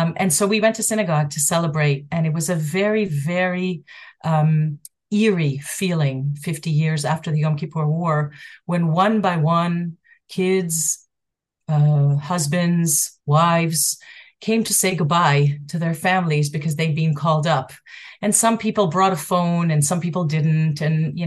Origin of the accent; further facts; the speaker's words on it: Montreal, Quebec, Canada; now in Ra'anana, Israel; my hometown of Montreal